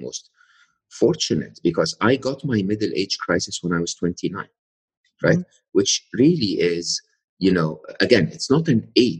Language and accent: English; Egypt; moved away as an adult; I'm Egyptian, born and raised in Egypt, educated in a public university and public school in Egypt